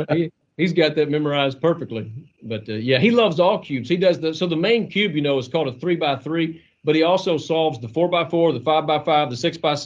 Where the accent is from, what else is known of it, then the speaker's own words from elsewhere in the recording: Mayfield, Kentucky, United States; I grew up about 3 miles from where I'm sitting right now, here in Mayfield, Kentucky.